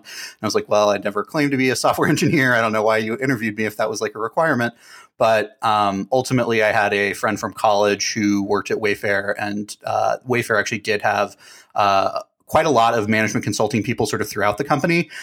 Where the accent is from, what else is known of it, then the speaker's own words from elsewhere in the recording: Dallas, Texas, United States; moved away; also born or lived in New Hampshire; I'm from Dallas originally